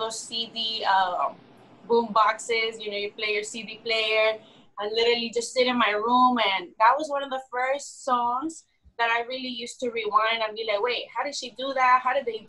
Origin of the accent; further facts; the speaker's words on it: Mexico City, Mexico; also born or lived in California; I was born and raised in Mexico City